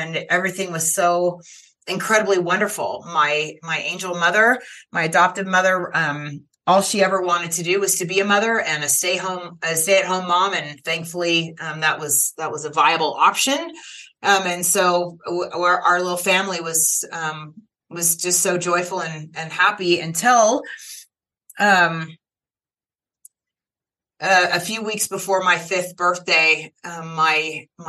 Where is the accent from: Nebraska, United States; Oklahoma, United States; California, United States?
California, United States; I was born in California in the late 1960s to two teenagers who were not able to marry